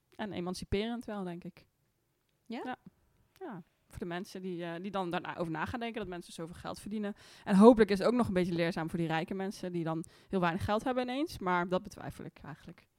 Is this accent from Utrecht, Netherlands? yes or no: no; Amsterdam, North Holland, Netherlands; ik eh, kom uit Amsterdam